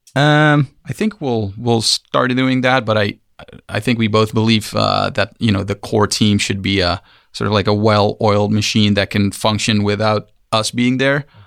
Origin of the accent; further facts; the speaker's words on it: Amsterdam, North Holland, Netherlands; moved away as an adult; also born or lived in San Francisco; We are, we are from Amsterdam